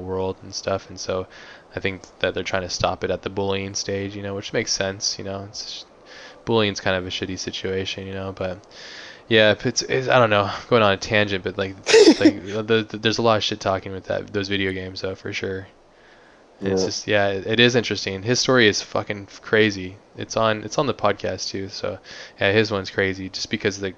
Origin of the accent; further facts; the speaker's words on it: Hawaii, United States; I grew up in Hawaii